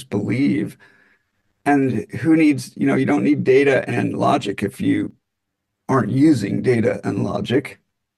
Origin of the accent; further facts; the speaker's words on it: Utah, United States; I grew up in Utah, skiing and outdoors